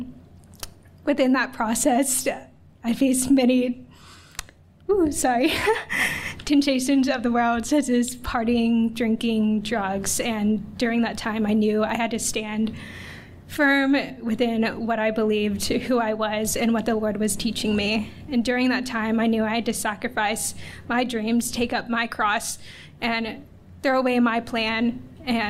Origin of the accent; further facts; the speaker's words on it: Alabama, United States; moved away as an adult; also born or lived in Guayaquil, Ecuador / Dallas, Texas; I'm from Alabama, but I also was adopted from Guayaquil, Ecuador when I was 2 years old, and I grew up in a loving Christian household